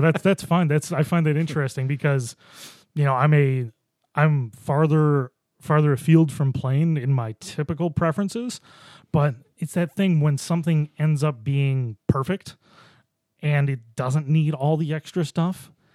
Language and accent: English; Buffalo, New York, United States; moved away; I grew up in Buffalo